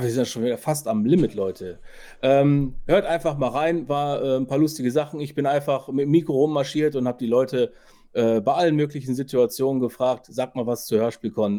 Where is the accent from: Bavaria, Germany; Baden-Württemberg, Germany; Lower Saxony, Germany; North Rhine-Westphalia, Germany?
North Rhine-Westphalia, Germany; Ruhr area; bei uns im Ruhrpott